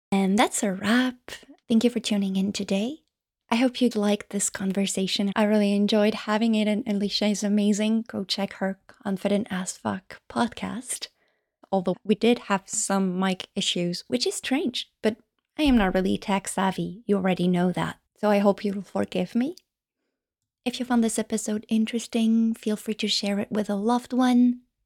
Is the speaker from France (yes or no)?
yes; France; first language French; English is a second language